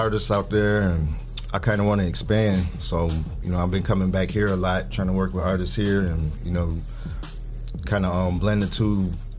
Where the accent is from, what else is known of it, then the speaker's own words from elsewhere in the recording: Toledo, Ohio, United States; moved away; also born or lived in Cleveland, Ohio; Well, I grew up on the north side, and I was born in Cleveland, but I moved to Toledo in like '92 when I was 10.